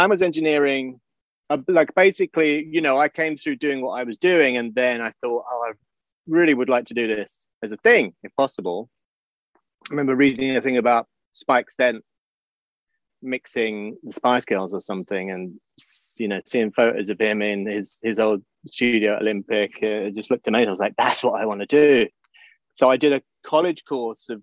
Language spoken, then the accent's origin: English; England, United Kingdom; I grew up in England and my parents had like pubs